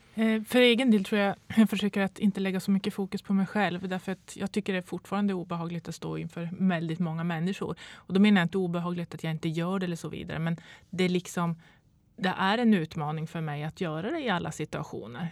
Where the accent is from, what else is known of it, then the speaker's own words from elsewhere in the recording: Boden, Norrbotten County, Sweden; Jag kommer från Boden och pendlar Eh, de här 100 milen eh, veckovis